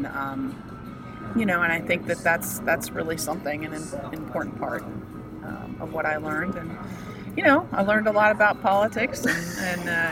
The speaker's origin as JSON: {"language": "English", "country": "United States", "said": "as an American and as somebody who fought for my country"}